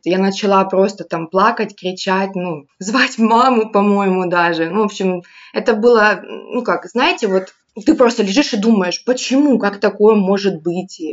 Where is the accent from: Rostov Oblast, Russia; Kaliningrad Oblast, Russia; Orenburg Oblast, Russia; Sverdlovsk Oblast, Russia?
Rostov Oblast, Russia; moved away as an adult; also born or lived in Crimea; я вообще из Ростовской области, ну, последние там 6 лет, 7 я в Ростов, в городе Ростов-на-Дону жила, училась, потом работала